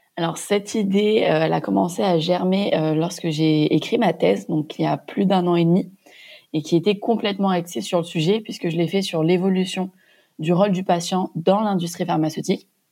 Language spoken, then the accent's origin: French; Montpellier, Occitania, France; moved away as an adult; also born or lived in Châtenay-Malabry / Cambodia; je suis originaire de Montpellier où j'ai fait mes études de pharmacie